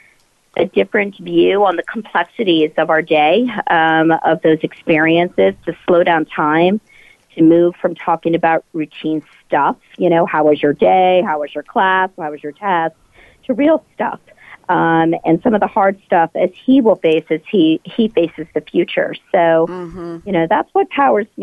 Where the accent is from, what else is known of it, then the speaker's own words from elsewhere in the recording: New York, United States; I'm here in New York, my hometown